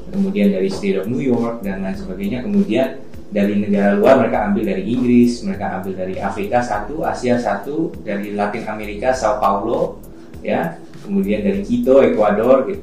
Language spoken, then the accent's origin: Indonesian; Trenggalek, East Java, Indonesia; tapi akhirnya ternyata panggilan terkuat ya uh, itu datang dari kampung halaman